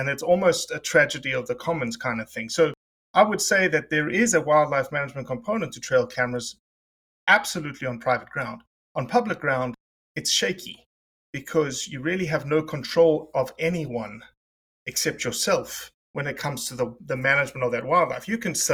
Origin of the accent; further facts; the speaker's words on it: South Africa; I'm South African